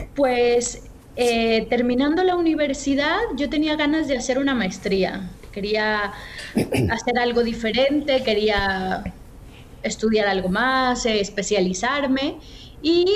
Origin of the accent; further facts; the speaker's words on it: Guadalajara, Jalisco, Mexico; moved away as an adult; also born or lived in Mexico City / Spain / Germany; soy mexicana, eh, nací en la Ciudad de México en 1987, después me mudé con mi familia para vivir en Guadalajara y es la ciudad donde crecí.